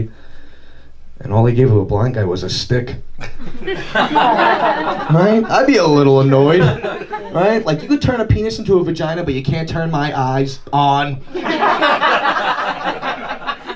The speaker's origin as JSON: {"language": "English", "town": "Farmingdale", "region": "New York", "country": "United States", "said": "I'm from Farmingdale"}